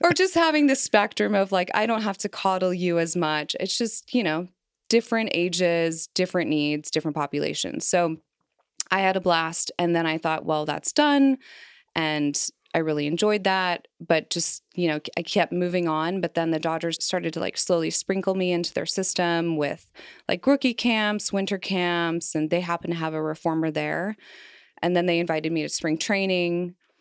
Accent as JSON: {"language": "English", "town": "Kansas City", "region": "Missouri", "country": "United States", "tie": "born or raised there", "also_born_or_lived": "Philadelphia / Los Angeles", "moved": "yes", "lives_now": "Cincinnati, United States", "said": "I moved from my hometown, Kansas City, Missouri"}